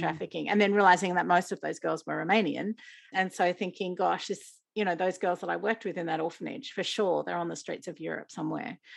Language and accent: English; Australia; I was selected as the Australian World Vision Youth Ambassador